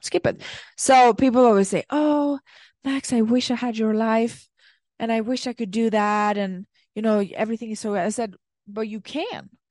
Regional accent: Sweden; moved away; I come from Sweden, and when I lived there

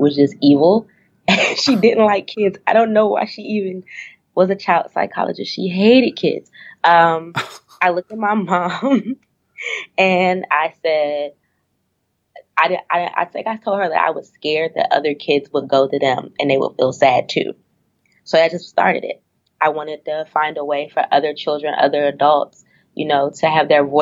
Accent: Washington, District of Columbia, United States; also born or lived in Richmond, Virginia; I'm born and raised in Washington, D.C.

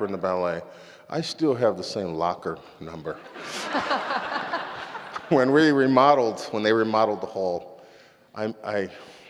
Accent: Los Angeles, California, United States; moved away as an adult; now in San Francisco Bay Area, United States; I come from Los Angeles

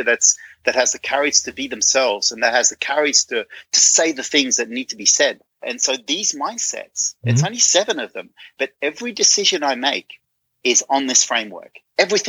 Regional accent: Netherlands; I'm from Holland

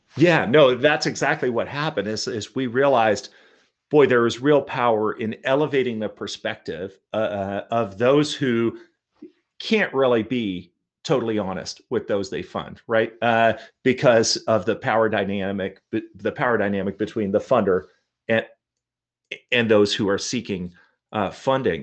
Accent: Portland, Oregon, United States; also born or lived in Toronto, Canada; I grew up mostly in, in, well, entirely in Portland, Oregon

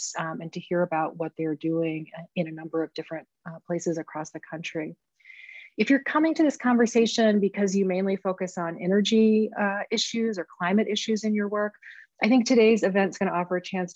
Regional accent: Maine, United States; my home state of Maine

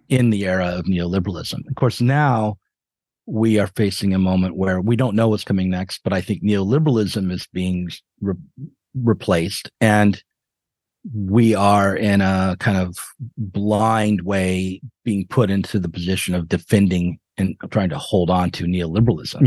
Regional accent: United States; as an American

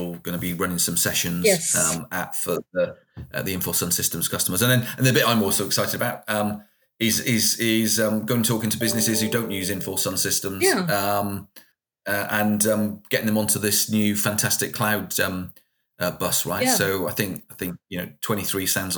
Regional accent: Wales, United Kingdom; I'm Welsh. I'm Welsh

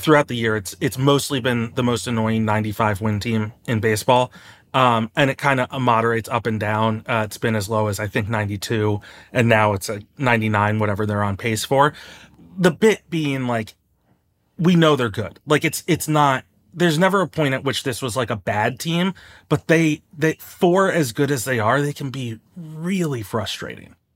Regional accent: Bethesda, Maryland, United States; I'm from Bethesda

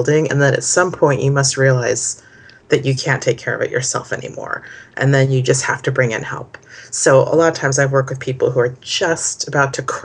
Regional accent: Santa Cruz, California, United States; I'm from Santa Cruz, California. It's kind of where I grew up.

